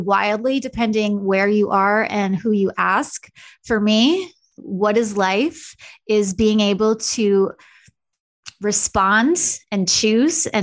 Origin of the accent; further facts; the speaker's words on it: Long Island, New York, United States; also born or lived in California; now in Kansas City, United States; I grew up in a very stereotypical Long Island Jewish family situation